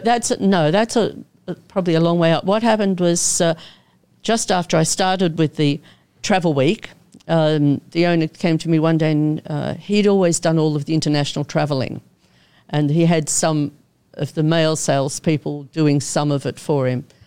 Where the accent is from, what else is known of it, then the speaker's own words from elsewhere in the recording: Melbourne, Victoria, Australia; moved away as an adult; also born or lived in Koh Samui, Thailand / Asia; I'm an Aussie born and bred from Melbourne.